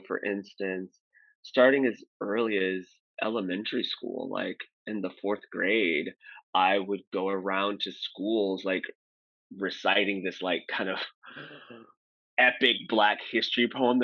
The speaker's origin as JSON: {"language": "English", "town": "St. Louis", "region": "Missouri", "country": "United States", "tie": "born or raised there", "said": "I'm originally from St. Louis, Missouri"}